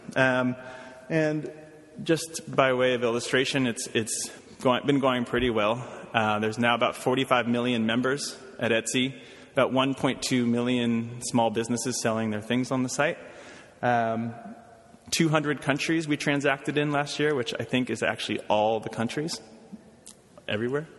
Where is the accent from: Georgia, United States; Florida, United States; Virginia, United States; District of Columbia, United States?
District of Columbia, United States; Washington; moved away as an adult; also born or lived in Brooklyn, New York / Oberlin, Ohio; now in New York, United States; I'm from Washington, D.C. originally